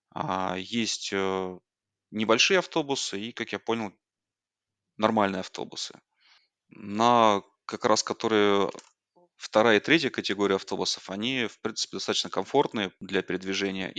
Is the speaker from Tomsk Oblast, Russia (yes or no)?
yes; Tomsk, Tomsk Oblast, Russia; moved away as an adult; now in Yerevan, Armenia; Я из России, из города Томска. Это Сибирь, небольшой город в центре Сибири